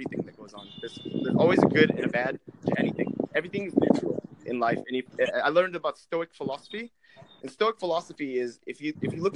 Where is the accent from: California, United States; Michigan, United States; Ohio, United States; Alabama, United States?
California, United States; Orange County; I'm from California, Orange County.